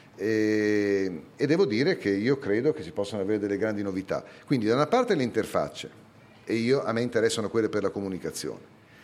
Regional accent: Bologna, Emilia-Romagna, Italy; also born or lived in Parma / Ferrara; Sono nato a Bologna la città della mortadella e dei tortellini e dell'università

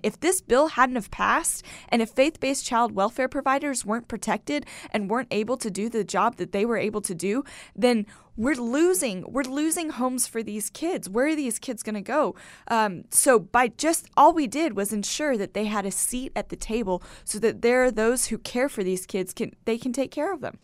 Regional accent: United States; as an American

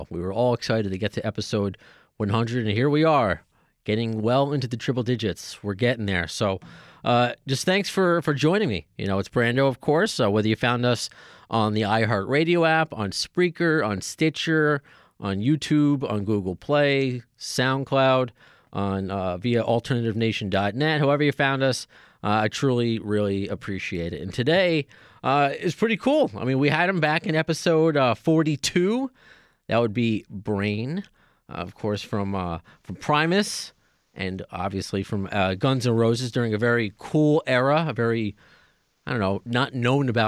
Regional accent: New York, United States; accent: New York; I got that New York thing

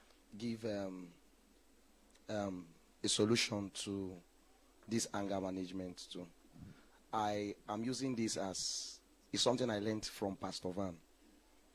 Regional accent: Lagos, Nigeria; when I was growing up in Ajegunle

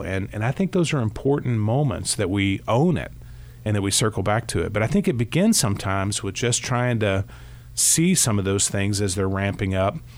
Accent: Kentucky, United States; I grew up here in Kentucky

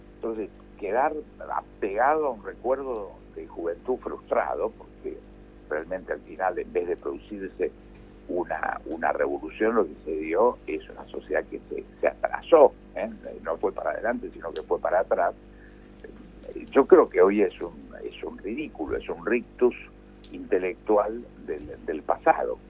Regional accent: Argentina

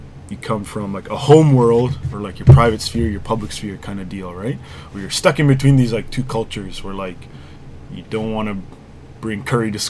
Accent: Durham Region, Ontario, Canada; also born or lived in Ajax, Ontario / Pickering, Ontario; I grew up in Durham, like Ajax, and then Pickering

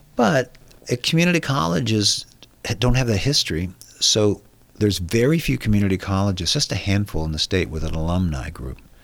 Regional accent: San Diego, California, United States; I was born and raised in San Diego

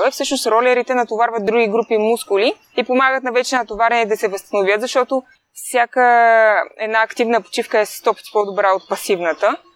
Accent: Bulgaria; аз съм от България и няма как тук нямаме толкова много сняг

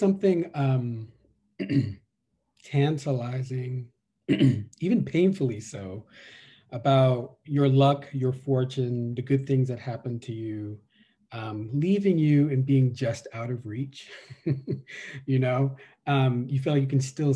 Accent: New York City, New York, United States; also born or lived in Virginia; I was born in Virginia, raised in New York City, in the Bronx and Brooklyn

